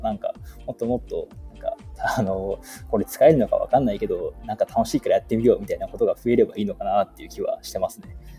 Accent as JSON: {"language": "Japanese", "region": "Hokkaido", "country": "Japan", "tie": "born or raised there", "moved": "as an adult", "lives_now": "Yokohama, Japan", "said": "地元は北海道なのでなかなか横浜の歴は長い方ではない"}